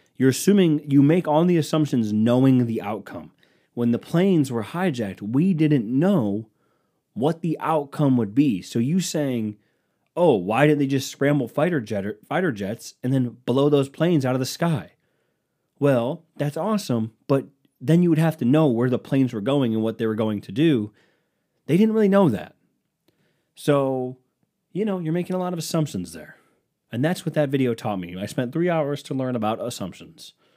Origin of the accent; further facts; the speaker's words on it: United States; I'm American